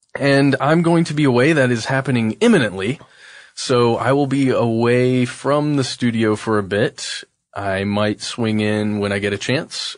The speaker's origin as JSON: {"language": "English", "country": "United States", "said": "just being an American citizen"}